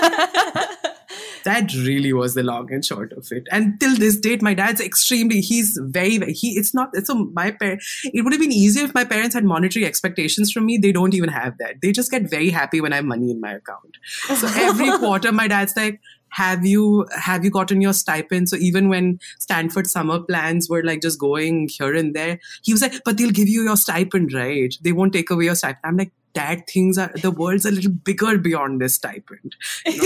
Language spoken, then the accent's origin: English; India; English is a second language; moved away as an adult; I used to watch tons of BuzzFeed in India.